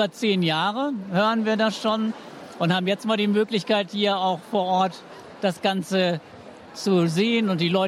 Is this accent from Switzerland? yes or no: no; Hamburg, Germany; Ich komme aus der Nähe von Hamburg. Also ganz aus Norddeutschland.